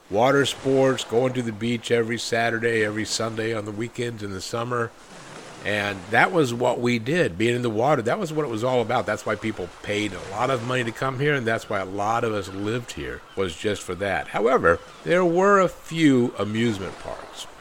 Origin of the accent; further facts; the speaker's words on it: South Florida, United States; growing up in South Florida in the sixties and the seventies